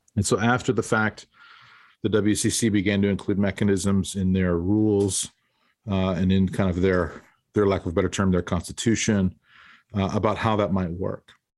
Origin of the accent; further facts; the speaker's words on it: Denver, Colorado, United States; this was in Colorado. I grew up in Denver.